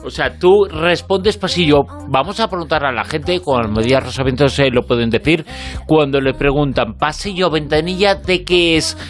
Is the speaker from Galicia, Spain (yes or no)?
yes; Galicia, Spain; soy gallego